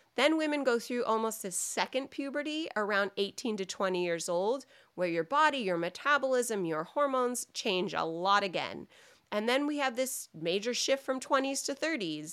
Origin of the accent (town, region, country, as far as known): United States